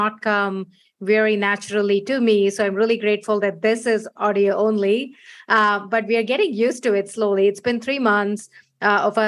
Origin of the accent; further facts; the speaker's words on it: India; moved away as an adult; now in San Francisco, United States; I was born in India, moved here 15 years ago